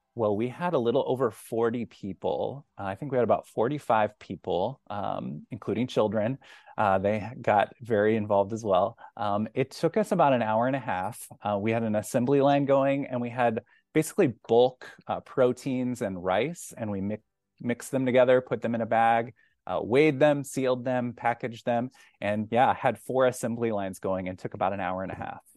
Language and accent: English; Kansas City, United States; moved away as an adult; now in Iowa City, United States; I'm originally from Kansas City